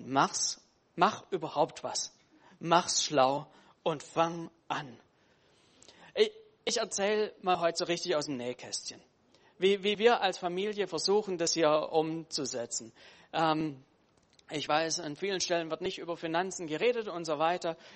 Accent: Baden-Württemberg, Germany; als Schwabe freut mich das wieder

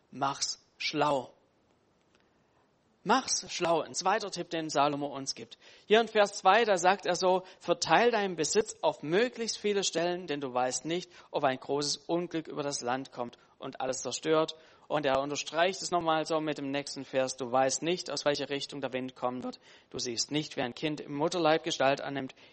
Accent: Baden-Württemberg, Germany; als Schwabe freut mich das wieder

